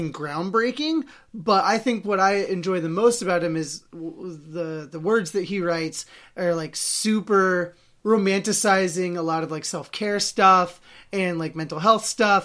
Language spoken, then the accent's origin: English; Salem, Oregon, United States; my hometown of Salem, Oregon